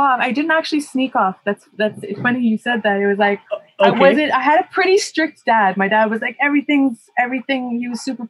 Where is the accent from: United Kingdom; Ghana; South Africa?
South Africa; Cape Town, Western Cape; like the places that I grew up in Cape Town were not so safe.